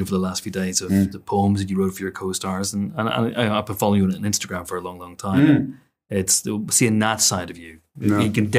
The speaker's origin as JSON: {"language": "English", "country": "United Kingdom", "said": "We're British."}